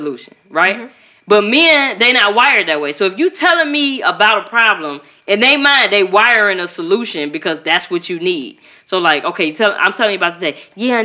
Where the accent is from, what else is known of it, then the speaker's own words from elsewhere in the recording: Chicago, Illinois, United States; I'm from Chicago